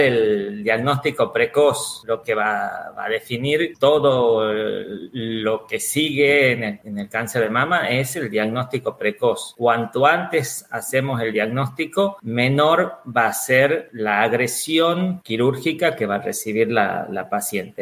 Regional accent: Argentina; now in Valencia, Spain; actualmente soy argentino y actualmente estoy viviendo en España en Valencia

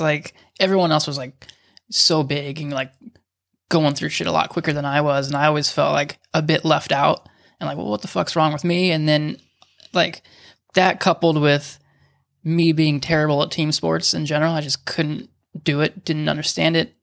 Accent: Huntington Beach, California, United States; growing up in Huntington, like, I, you have no idea as a kid that, like, I, I live eight minutes from Sheep Hills

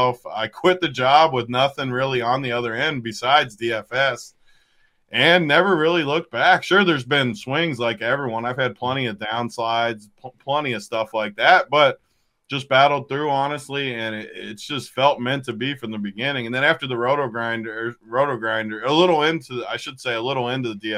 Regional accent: Denver, Colorado, United States; I grew up in Denver

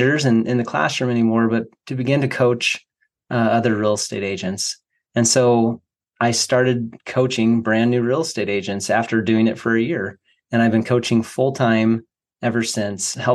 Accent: Boise, Idaho, United States; moved away; I was just moving back to my hometown of Boise, Idaho.

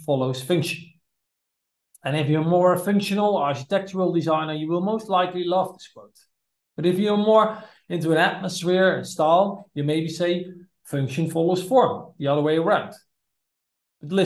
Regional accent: Netherlands; from the Netherlands

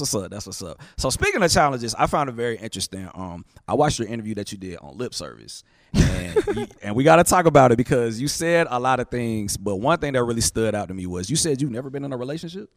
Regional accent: Atlanta, Georgia, United States; I'm from Atlanta, so, you know, I, you know, I'm from the A.

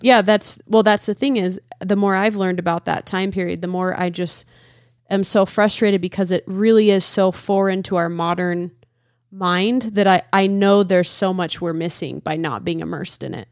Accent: United States; I'm an American

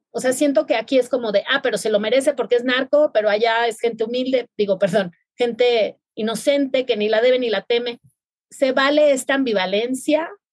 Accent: Mazatlán, Sinaloa, Mexico; Yo soy de Mazatlán, Sinaloa

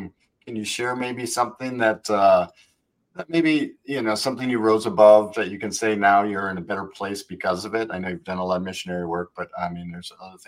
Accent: Wisconsin, United States; now in Florida, United States; I'm from Wisconsin

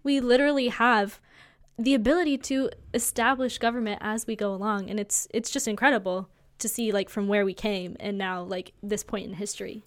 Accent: United States; as an American citizen

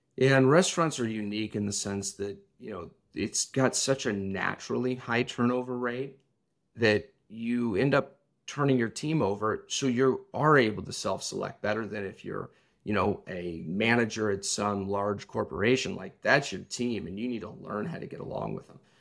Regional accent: Champaign, Illinois, United States; I grew up in Champlain, Illinois

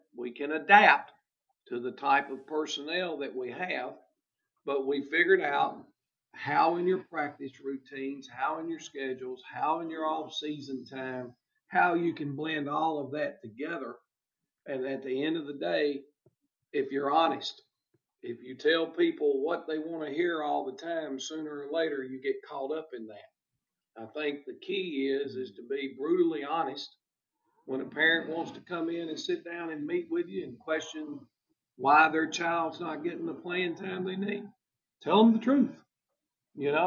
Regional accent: United States; moved away as an adult; now in Dublin, United States; I went to Westmoreland High School, as I mentioned before, which was my hometown

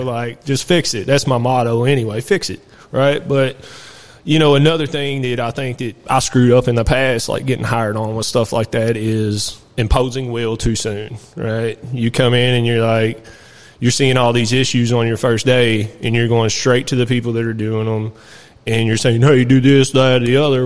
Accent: New Haven, Kentucky, United States; also born or lived in Lebanon, Kentucky; where I was raised at is Nelson County area, uh, New Haven, New Hope area. I was born in Lebanon, actually, where we're

